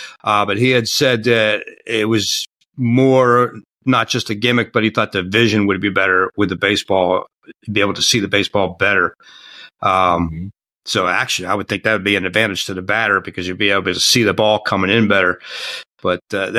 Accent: Pittsburgh, Pennsylvania, United States; moved away as an adult; I was born and raised in Pittsburgh. So for those who don't know that, I've lived there from the time I was born in 59 till I left in 84.

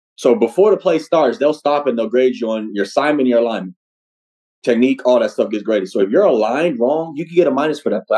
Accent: Norman, Oklahoma, United States; I'm from Oklahoma

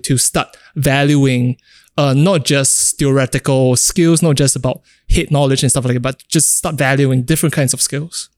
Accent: Singapore; growing up in Singapore

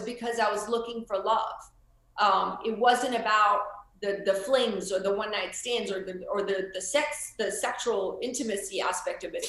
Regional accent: Florida, United States; moved away; also born or lived in India; I'm from Florida

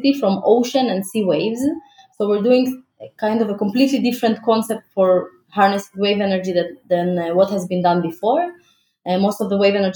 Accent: Ukraine; also born or lived in Israel; now in Tel Aviv, Israel; I live in Israel, but I wasn't born here. I was born in Ukraine in 1986.

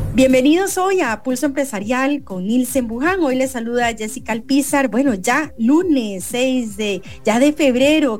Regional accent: Costa Rica; como costarricenses

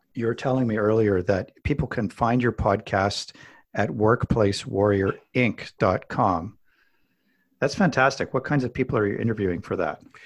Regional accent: Alberta, Canada; I grew up in Alberta, Canada

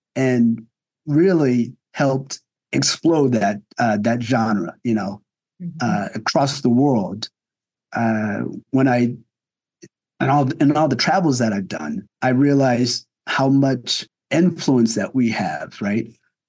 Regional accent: New Jersey, United States; And, you know, and I grew up in New Jersey, so I had some friends of that culture.

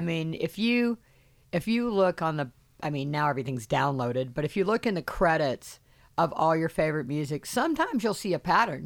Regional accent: Charleston, South Carolina, United States; I'm from South Carolina, I'm from Charleston

